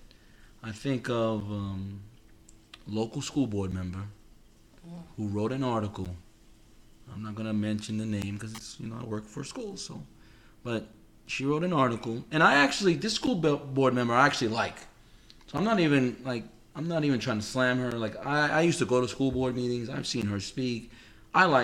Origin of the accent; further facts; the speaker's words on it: New York City, New York, United States; moved away; I'm from New York City